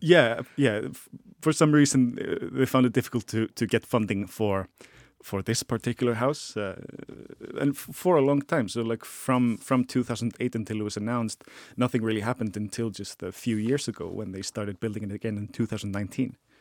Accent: Iceland; I am an Icelandic person

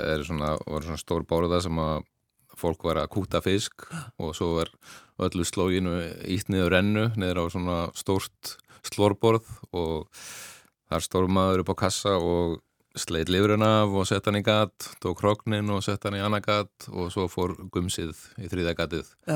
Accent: Ólafsvík, Western Region, Iceland; Ég álst upp í Ólagsvík

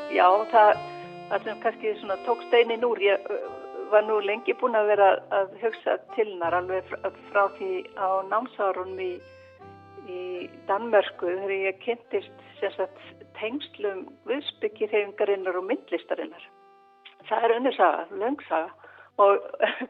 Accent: Akureyri, Northeastern Region, Iceland; ég var frá Akureyri

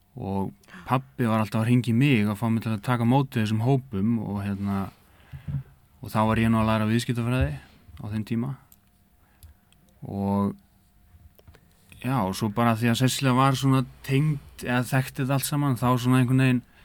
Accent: Eyjafjarðarsveit, Northeastern Region, Iceland; moved away as an adult; now in Akureyri, Iceland; ég er innan úr Eifarsveit þar sem að Kaffi Húur á Garði já. ég er bara fættur upp alveg þar

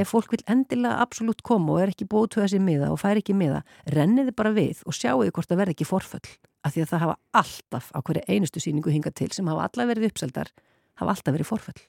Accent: Iceland; ég var svo eina frá Íslandi

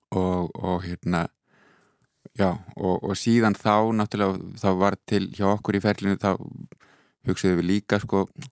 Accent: Iceland; also born or lived in Netherlands; now in Berlin, Germany; ég er hérna frá Íslandi

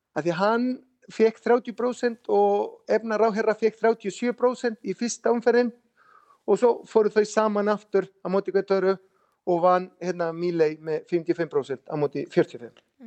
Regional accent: Rosario, Santa Fe, Argentina; Icelandic is a second language; moved away as an adult; now in Iceland; ég er frá Rosario í Argentínu ég fætist í Rosario hef búið þar alla mína æfi þangatil ég kom hingað

